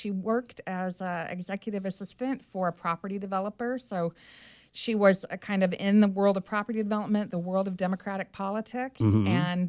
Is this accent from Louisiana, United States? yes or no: no; Turlock, California, United States; moved away as an adult; also born or lived in Berkeley, California; now in San Diego, United States; I'm from the Central Valley of California, from beautiful downtown Turlock.